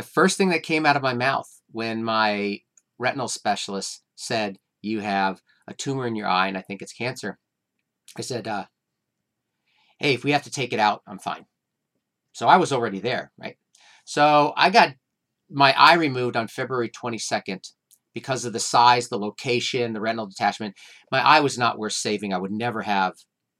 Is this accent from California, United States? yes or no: yes; Santa Cruz, California, United States; I'm from Santa Cruz, California